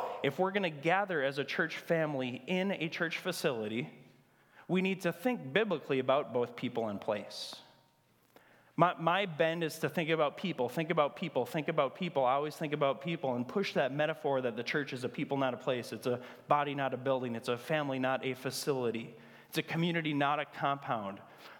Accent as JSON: {"language": "English", "town": "Grand Marais", "region": "Minnesota", "country": "United States", "tie": "born or raised there", "said": "Thunder Bay, Canada, which is close to my hometown of Grand Marais."}